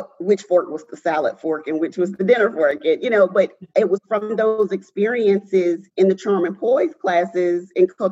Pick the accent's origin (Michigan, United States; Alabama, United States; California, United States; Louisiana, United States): Alabama, United States; Mobile; I am born and raised in Mobile, Alabama